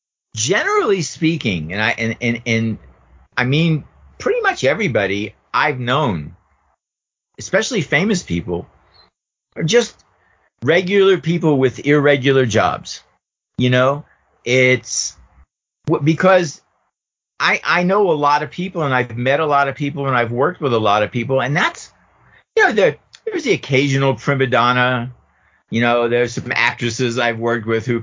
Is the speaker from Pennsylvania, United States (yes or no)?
yes; Pittsburgh, Pennsylvania, United States; moved away; from Pittsburgh